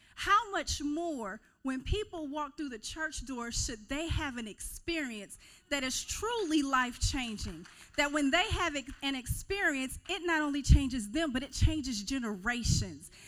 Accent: Kissimmee, Florida, United States; moved away as an adult; now in Mississippi, United States; I was actually raised in Central Florida, Kissimmee St. Cloud, and it is a little south

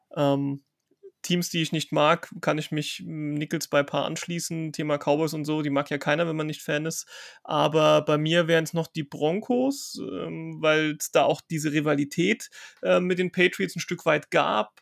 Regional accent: Rhineland-Palatinate, Germany; ich komme ja aus Rheinland-Pfalz

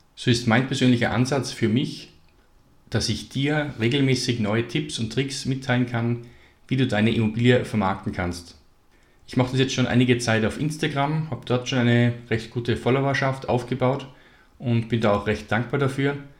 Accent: Salzburg, Austria; Ich komme aus Salzburg in Österreich

